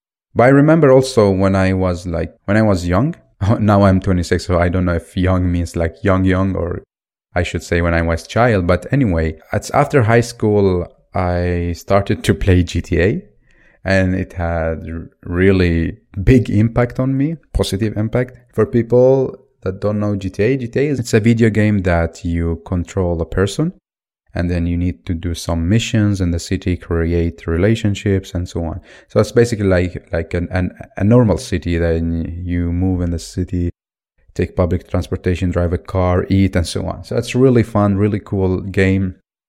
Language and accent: English; Baghdad, Baghdad Governorate, Iraq; Originally, I'm from Iraq in Baghdad. Due to the situation in the country, because of the many wars, because of the dictatorship, and now recently because of Al-Qaeda, me and my family were moving all the time.